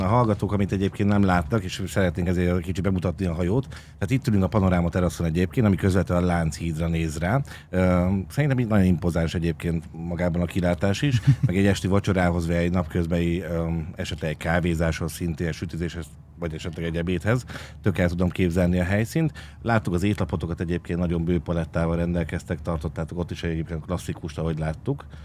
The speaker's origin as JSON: {"language": "Hungarian", "region": "Budapest", "country": "Hungary", "tie": "born or raised there", "said": "egy ilyen római parton nőttem föl"}